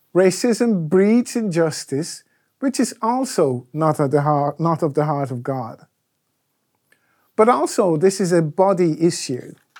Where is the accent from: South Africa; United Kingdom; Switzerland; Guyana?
Guyana; moved away; When I was growing up in Guyana